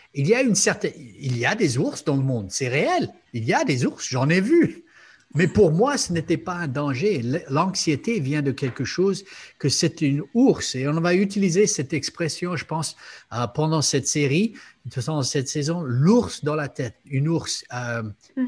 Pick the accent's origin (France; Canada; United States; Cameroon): United States; moved away; je viens des États-Unis